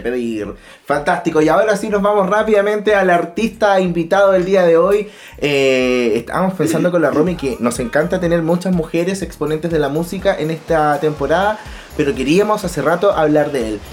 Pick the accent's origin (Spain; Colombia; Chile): Chile; Yo soy bien chileno